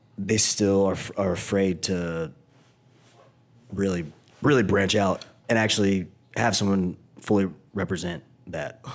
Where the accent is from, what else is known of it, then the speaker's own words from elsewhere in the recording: Knoxville, Tennessee, United States; I'm black from the South